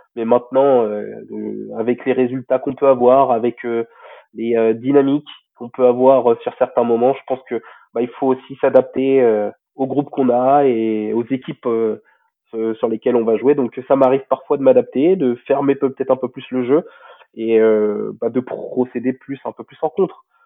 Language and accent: French; Rouen, Normandy, France; also born or lived in Tarbes; je suis issu de Rouen, déjà vraiment de base. Et mon club, c'était la SPTT de Rouen à l'époque